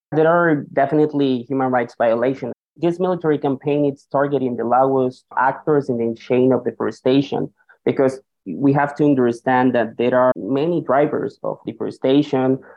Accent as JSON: {"language": "English", "country": "Colombia", "moved": "yes", "lives_now": "New York, United States", "said": "I'm also originally from Colombia"}